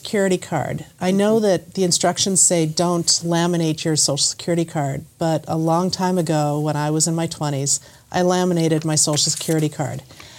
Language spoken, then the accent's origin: English; California, United States; born there; now in Massachusetts, United States; Now, I was born in California, and then I got married in Arizona.